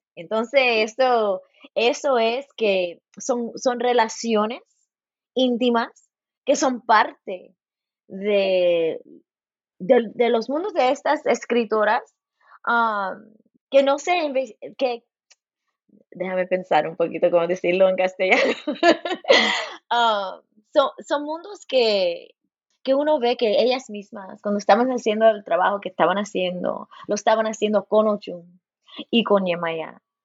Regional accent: Los Angeles, California, United States; now in Bloomington, United States; Nací en Los Ángeles

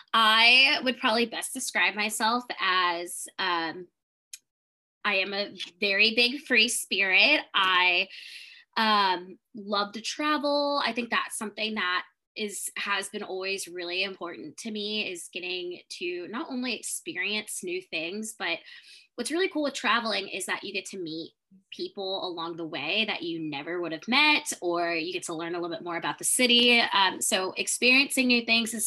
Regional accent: Columbus, Ohio, United States; moved away as an adult; now in Houston, United States; I am originally from Columbus, Ohio, so originally a Midwest girl, but I have been living in Houston, Texas for the past 7 years

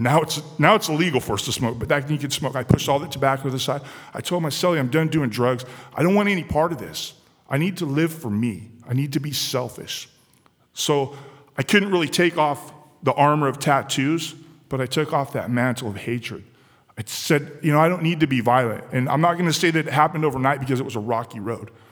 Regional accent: San Diego, California, United States; Where I grew up in San Diego, California, it was an environment that was fueled by crime and drugs

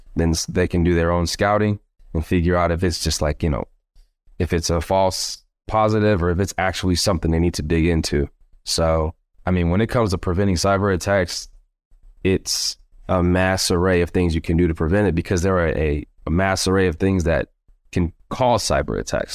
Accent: Stone Mountain, Georgia, United States; born and raised in Georgia, Stone Mountain, Georgia, to be exact

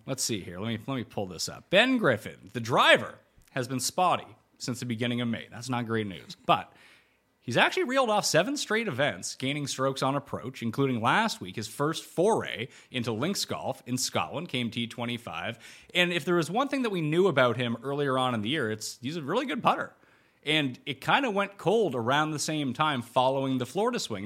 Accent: Canada; my home country

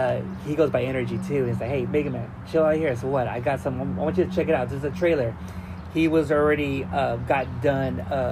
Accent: Wilmington, California, United States; Tony A and me, we're from Widmas, Wilmington, California.

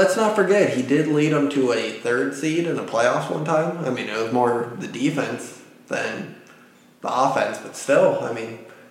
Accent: Iowa, United States; we're from Iowa.

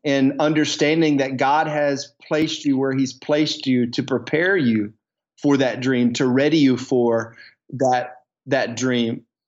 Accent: the South, United States; moved away as an adult; also born or lived in Dallas, Texas; now in Coeur d'Alene, United States; growing up in the South in around more rural air, areas

